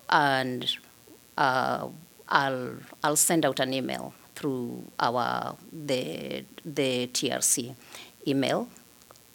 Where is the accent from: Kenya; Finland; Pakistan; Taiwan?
Kenya; now in Iowa City, United States; I am an immigrant from Kenya.